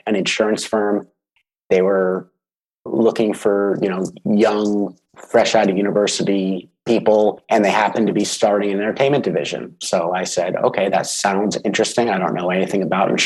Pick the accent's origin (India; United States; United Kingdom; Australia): United States; Los Angeles, California; moved away as an adult; now in Vancouver, Canada; I'm originally from Los Angeles. I grew up there, went to university there